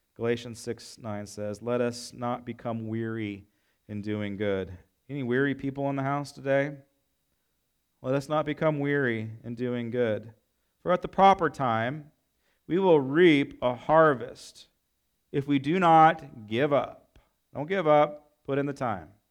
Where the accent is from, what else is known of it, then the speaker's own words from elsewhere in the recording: United States; I love my nation. I love being American.